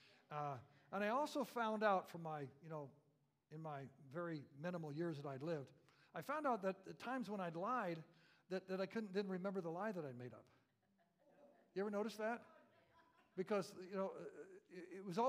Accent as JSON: {"language": "English", "region": "Central Florida", "country": "United States", "tie": "born or raised there", "said": "We had citrus trees everywhere, living in Central Florida"}